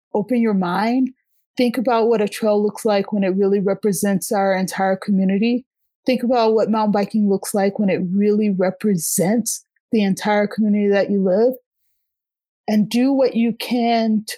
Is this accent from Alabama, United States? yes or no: yes; Alabama, United States; moved away as an adult; also born or lived in Boston, Massachusetts / Colorado; now in Denver, United States; I came from Alabama. I went to school in Boston, actually. And from Boston, I headed out to Colorado